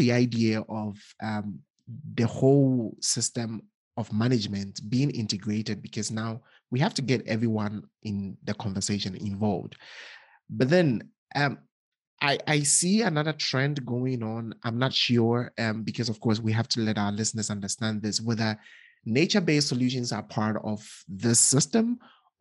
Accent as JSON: {"language": "English", "country": "Ghana", "said": "I'm from Ghana"}